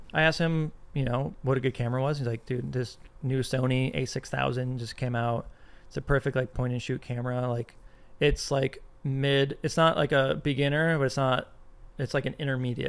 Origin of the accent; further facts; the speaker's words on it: Arizona, United States; I'm from Arizona